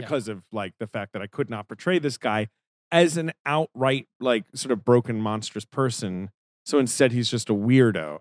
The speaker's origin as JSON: {"language": "English", "region": "England", "country": "United Kingdom", "tie": "born or raised there", "moved": "yes", "said": "I grew up in England."}